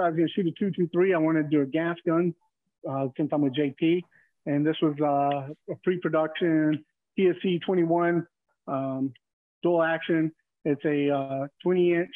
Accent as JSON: {"language": "English", "region": "Texas", "country": "United States", "tie": "born or raised there", "said": "I grew up in Texas, so naturally growing up in Texas, growing up in the country"}